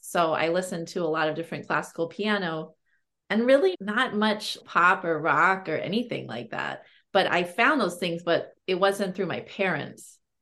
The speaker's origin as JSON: {"language": "English", "town": "Berkeley", "region": "California", "country": "United States", "tie": "born or raised there", "said": "i grew up in berkeley california"}